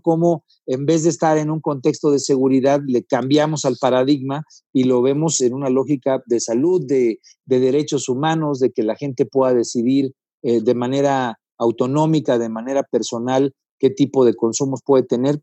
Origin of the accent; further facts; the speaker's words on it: Guerrero, Mexico; Yo soy del estado de Guerrero